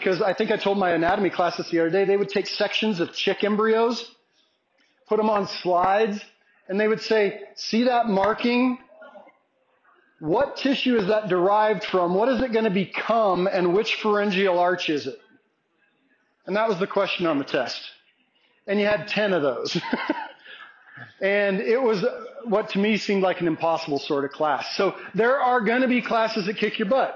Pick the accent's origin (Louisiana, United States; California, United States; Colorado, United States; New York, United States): Colorado, United States; Olney Springs; My hometown, Olney Springs, is 35 miles from here, but Crowley County High School is over in Ordway